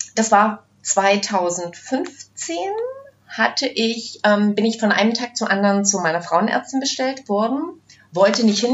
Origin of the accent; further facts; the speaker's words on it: Brandenburg, Germany; ich komme ja aus dem Osten, ich bin ja auch so ein Mädchen, zwar nicht aus Ostberlin, aber aus Brandenburg